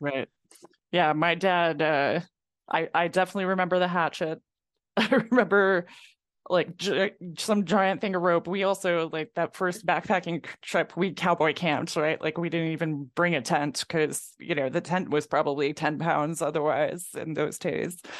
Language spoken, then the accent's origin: English; Mid Hudson Valley, Catskills, New York, United States; now in New Hampshire, United States; growing up in New York, growing up in the Catskills